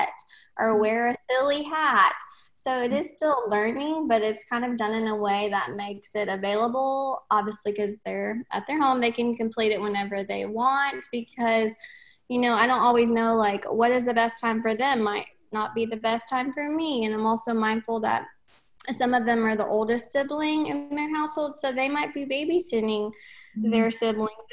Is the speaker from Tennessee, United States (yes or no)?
yes; Tennessee, United States; I am from Tennessee.